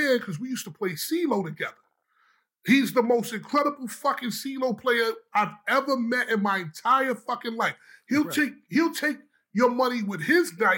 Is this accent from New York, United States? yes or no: yes; New York City, New York, United States; I'm known for rapping all around Harlem because I'm from Harlem. And I used to hang out in a project called St. Nick.